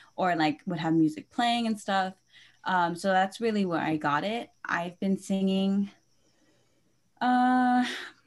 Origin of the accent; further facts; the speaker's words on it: Santa Clarita, California, United States; moved away; also born or lived in Philippines; I am originally from here, right here in California, Santa Clarita, and then back in 2009, I moved to the Philippines, and I was living there for the past 10 years